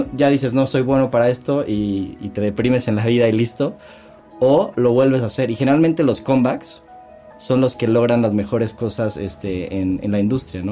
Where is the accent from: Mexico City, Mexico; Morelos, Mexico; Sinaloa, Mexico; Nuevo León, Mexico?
Morelos, Mexico; Cuernavaca; los tres crecimos juntos en Cuernavaca